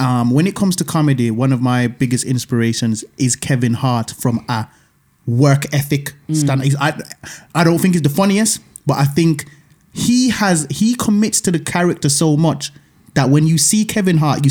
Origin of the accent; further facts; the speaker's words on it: Birmingham, West Midlands, United Kingdom; I'm coming from Brom